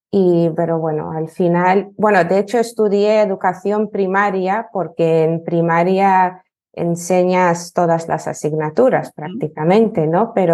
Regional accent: Lithuania; Spanish is a second language; now in Spain; soy de Lituania, eh, pero llevo ya dos años en España y soy profesora de español para lituanos y también tengo otro nicho que es eh, lituano para hispanohablantes

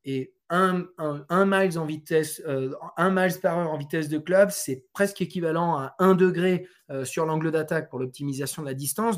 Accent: France; je suis français, euh, je suis aussi d'origine portugaise

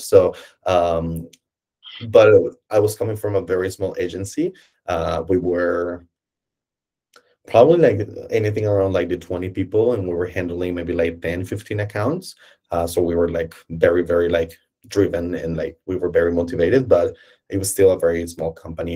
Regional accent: Colombia; moved away as an adult; now in Berlin, Germany; I'm obviously not from Germany. Uh, I'm from Colombia, uh, and I moved to Germany

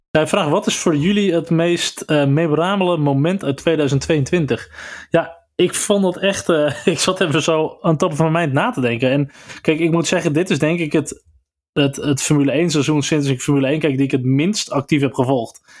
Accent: Netherlands; als Nederlander

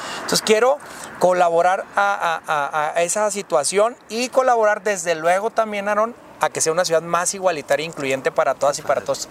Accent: Chihuahua, Mexico; born or raised there

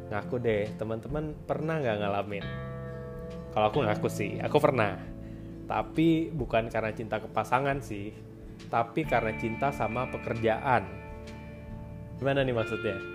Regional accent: Bandung, West Java, Indonesia; now in Jakarta, Indonesia; setelah aku merantau dari Bandung ke

